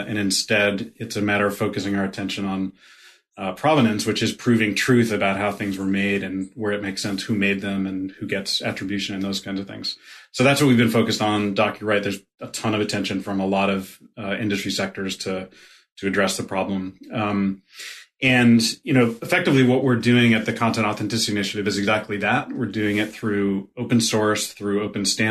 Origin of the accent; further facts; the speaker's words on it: Connecticut, United States; accent: Brooklyn; now in Brooklyn, United States; I consider myself a New Yorker. Yeah, I grew up in Connecticut. I've lived all over the place, but I've been in Brooklyn for 20 plus years